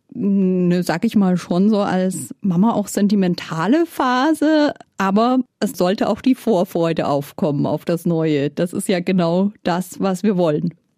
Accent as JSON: {"language": "German", "region": "Bavaria", "country": "Germany", "said": "Bei uns in Bayern"}